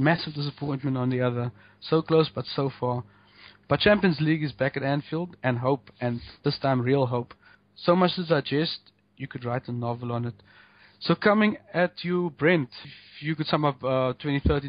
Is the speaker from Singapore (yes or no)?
no; South Africa; being South African